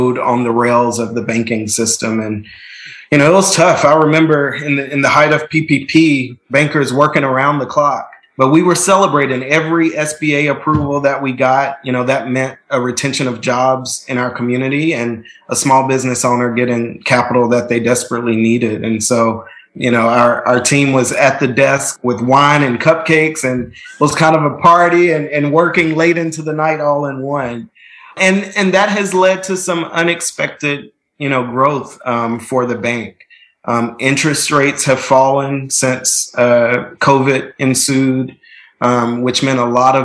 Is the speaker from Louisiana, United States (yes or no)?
no; Nashville, Tennessee, United States; I'm from Nashville. I'm a fifth generation Nashvillian. So my family has deep, deep roots in the community, went to public schools all the way through, graduated from Hume Fogg